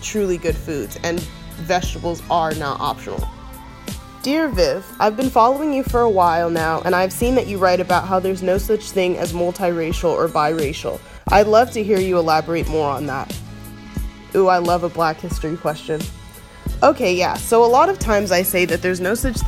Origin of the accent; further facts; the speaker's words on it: the South, United States; I was raised in the South